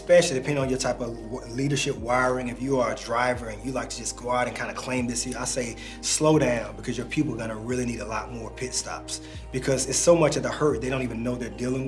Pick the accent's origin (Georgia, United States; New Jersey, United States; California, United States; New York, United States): Georgia, United States; Atlanta; also born or lived in North Carolina; I've lived all over the city just growing up here in Atlanta